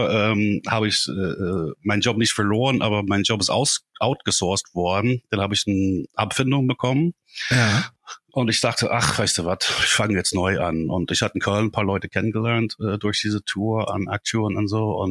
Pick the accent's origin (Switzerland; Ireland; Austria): Ireland; German is a second language; moved away as an adult; also born or lived in Dublin; now in Germany; Die sind in Irland, wo ich herkomme, sind die auch ziemlich üblich.